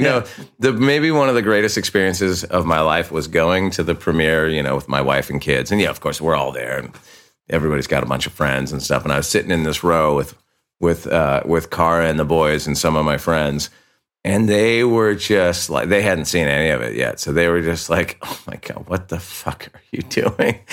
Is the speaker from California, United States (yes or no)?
yes; Santa Barbara, California, United States; we're from Santa Barbara, dude. Like, half the people we grew up with are dead.